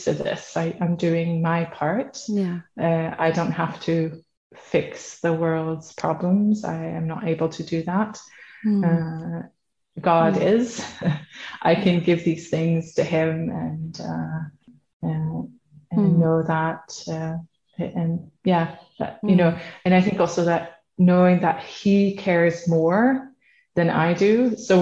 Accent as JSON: {"language": "English", "country": "Netherlands", "moved": "yes", "lives_now": "Sweden", "said": "I'm from the Netherlands, based in Sweden."}